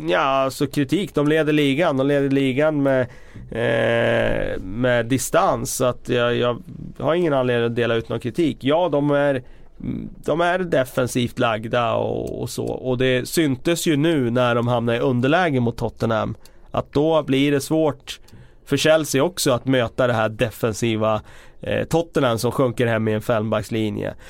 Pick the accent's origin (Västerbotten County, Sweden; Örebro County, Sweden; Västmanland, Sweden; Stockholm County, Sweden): Västmanland, Sweden; Västerås; moved away; jobbade på lokaltidningen hemma i Västerås